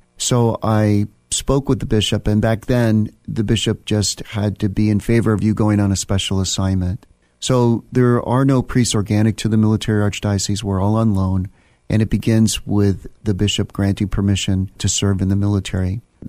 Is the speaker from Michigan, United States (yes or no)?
no; Virginia, United States; also born or lived in Germany; I grew up in Northern Virginia, the son of a Creole military officer. So I was actually born in Germany, and then my family came to the United States